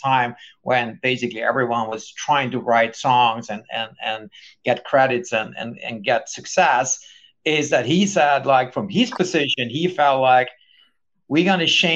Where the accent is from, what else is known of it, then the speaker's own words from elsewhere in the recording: Sweden; growing up in Sweden